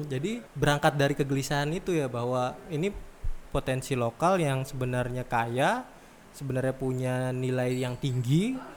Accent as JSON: {"language": "Indonesian", "town": "Pangkalan Bun", "region": "Central Kalimantan", "country": "Indonesia", "tie": "born or raised there", "also_born_or_lived": "Yogyakarta", "moved": "as an adult", "said": "Kebetulan kampung halaman. Saya lama uh, di Jogja jadi saking saking lamanya kembali lagi ke Pangkalan ke Pangkalan Bun, orang-orang Pangkalan Bun nggak percaya kalau saya orang Pangkalan Bun"}